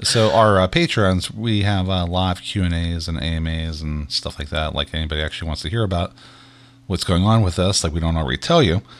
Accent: Pittsburgh, Pennsylvania, United States; we're from Pittsburgh

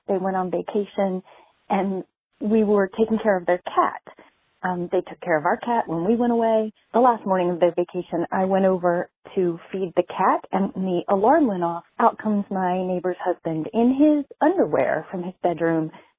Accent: Raleigh, North Carolina, United States; I'm from Raleigh and I have a neighbor story.

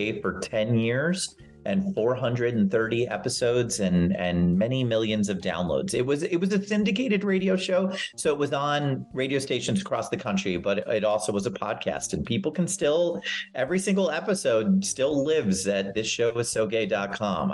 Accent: New Jersey, United States; born or raised there; moved away as an adult; also born or lived in New York City

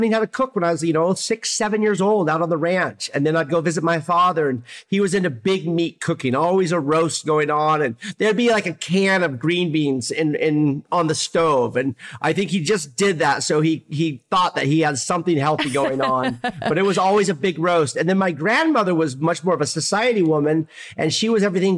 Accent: Oregon, United States; now in San Diego, United States; That Pacific Northwest upbringing really defines the way I cooked my entire career

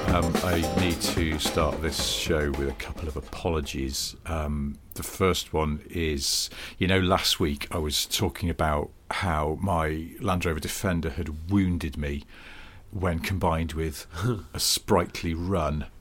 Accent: the Northwest, North West England, United Kingdom; I grew up in the Northwest

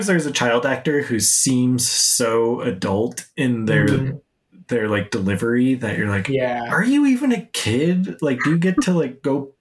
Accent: Utah, United States; I grew up in Utah where, you know, as soon as you're out of high school, you have a baby.

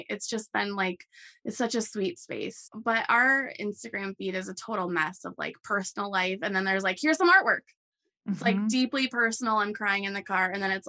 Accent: Rockford, Illinois, United States; also born or lived in Arizona; I grew up in Rockford, outside of the Chicago area, by a couple hours. And I've been like a Midwest girl and never really traveled much.

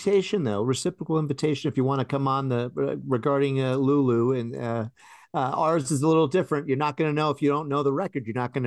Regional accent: New York, United States; Well, I'm from New York. So yeah, originally. So yeah, we're used to that, the old Otis elevators.

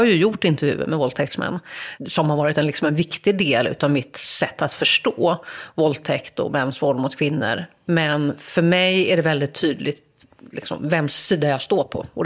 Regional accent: Gothenburg, Västra Götaland, Sweden; men så där växte jag upp och det var en otroligt skyddad verkstad. Alltså verkligen så här, både ekonomiskt och socialt och en naivitet och en liksom nästan världsfrånvändhet. Att jag liksom hade ganska lite koll på hur människor i andra delar av Göteborg hade det.

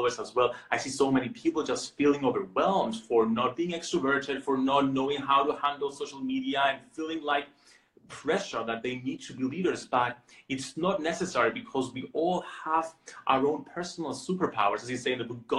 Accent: Cyprus; I was born in Cyprus

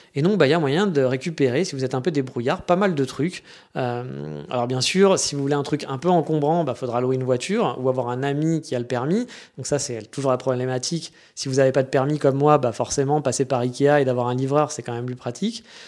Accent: France; moved away as an adult; now in Japan; chez nous en France

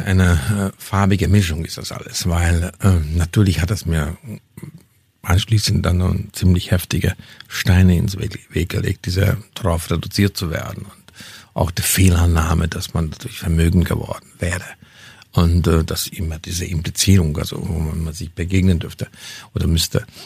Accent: Hungary; first language Hungarian; German is a second language; moved away as an adult; also born or lived in Bavaria, Germany; now in Germany; meine kulturelle Wurzel in Ungarn habe, das ist meine Muttersprache, das ist, ich kenne die Kultur.

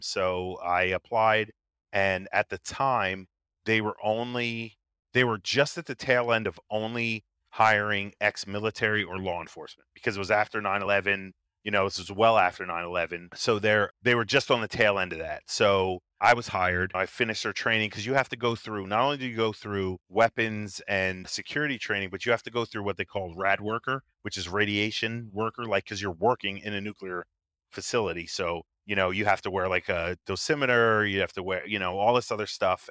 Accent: New Jersey, United States; In, uh, New Jersey, right on the beach

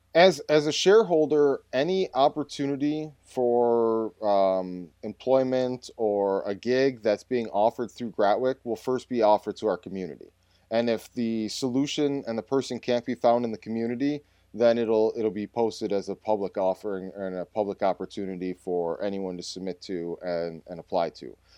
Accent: North Tonawanda, New York, United States; my hometown um, uh, that I grew up in, it's actually a suburb of Buffalo called North Tonawanda

